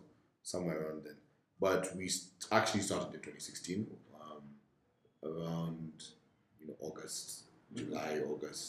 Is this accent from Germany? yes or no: no; Kenya; So I'm Kenyan, fully Kenyan. I went to St. Mary's for primary school.